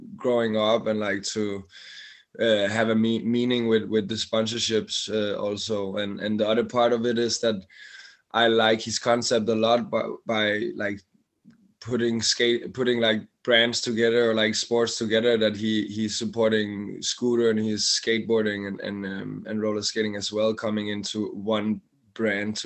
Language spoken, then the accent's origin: English; outside Copenhagen, Capital Region of Denmark, Denmark; I grew up outside Copenhagen, but from I was 15, 16, I live in Copenhagen